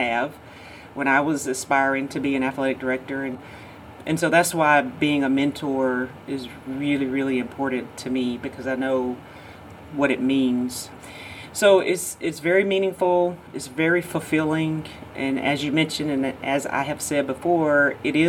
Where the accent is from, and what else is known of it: Georgia, United States; born or raised there